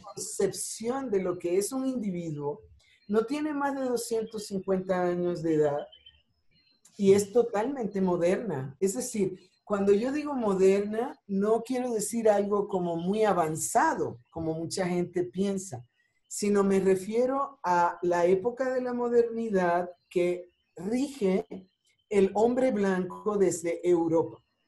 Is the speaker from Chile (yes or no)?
no; Ponce, Puerto Rico; moved away as an adult; also born or lived in New York; now in Mexico; soy de Ponce